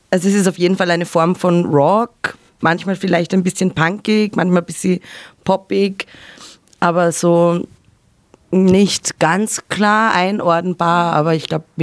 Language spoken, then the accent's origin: German; Ebensee, Upper Austria, Austria; now in Vienna, Austria; aufgewachsen in Oberösterreich in einem kleinen Ort.